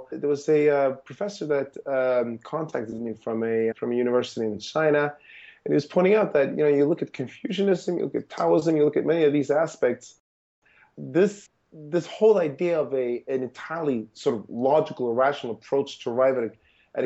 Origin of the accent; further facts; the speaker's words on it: Sweden; moved away; I grew up in Sweden